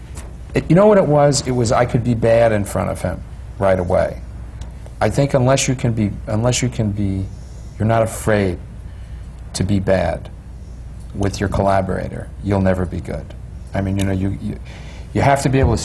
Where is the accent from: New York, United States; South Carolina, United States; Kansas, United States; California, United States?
New York, United States; moved away as an adult; also born or lived in Los Angeles; I grew up in New York, lived in Los Angeles 13 years, came back here in 91